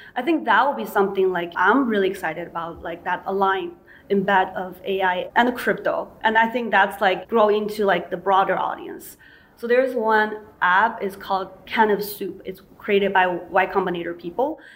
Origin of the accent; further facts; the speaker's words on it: China; moved away; I grew up in China